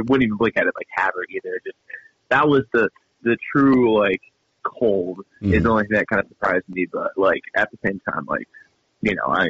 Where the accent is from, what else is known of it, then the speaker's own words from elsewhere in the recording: Iowa, United States; Yeah, I'm from the eastern part of the state.